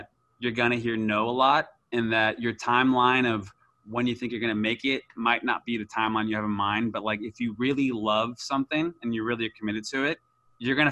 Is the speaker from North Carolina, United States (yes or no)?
no; Orange County, California, United States; moved away as an adult; also born or lived in New York; now in Los Angeles, United States; I grew up in Orange County, just like 40 minutes from